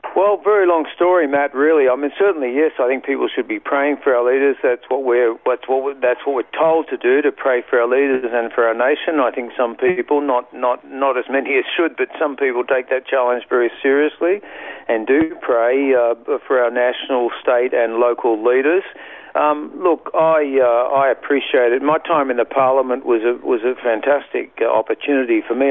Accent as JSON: {"language": "English", "town": "Sydney", "region": "New South Wales", "country": "Australia", "tie": "born or raised there", "moved": "as an adult", "lives_now": "Queensland, Australia", "said": "I was born in Sydney"}